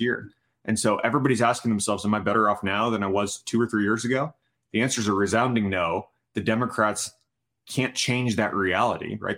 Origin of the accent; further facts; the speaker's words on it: Tucson, Arizona, United States; my hometown of Tucson